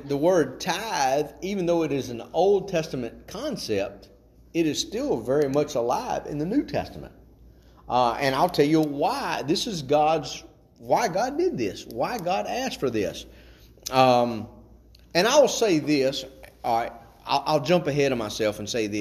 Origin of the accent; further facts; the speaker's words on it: Chatham, Virginia, United States; also born or lived in Timberlake; I grew up in the Open Bible out in Chatham